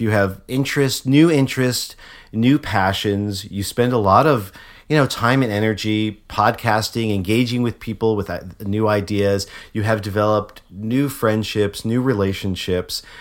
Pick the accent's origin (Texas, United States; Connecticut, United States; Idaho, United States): Connecticut, United States; moved away; also born or lived in Memphis; I'm from Connecticut originally.